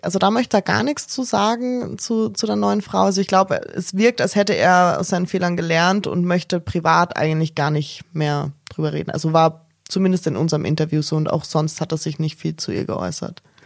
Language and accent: German; Styria, Austria; Als Österreicherin